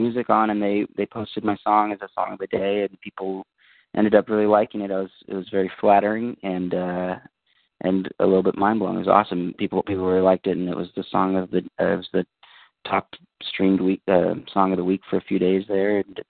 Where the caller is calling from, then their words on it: Santa Cruz, California, United States; I'm calling from the Bay Area, Santa Cruz.